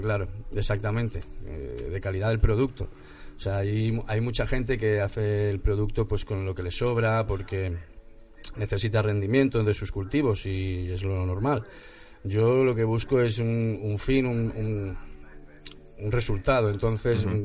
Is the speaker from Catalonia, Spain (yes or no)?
no; Santander, Cantabria, Spain; now in Madrid, Spain; yo soy de Santander también